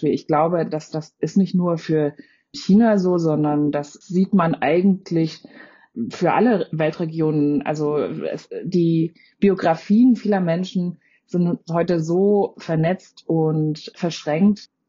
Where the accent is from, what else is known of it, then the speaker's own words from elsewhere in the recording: Freiburg, Baden-Württemberg, Germany; Natürlich, ich bin selbst in Freiburg aufgewachsen.